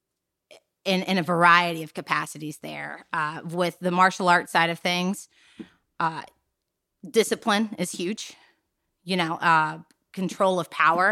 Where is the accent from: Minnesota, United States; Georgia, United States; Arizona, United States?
Georgia, United States; North; now in Western North Carolina, United States; I was born and raised in North Georgia on a farm.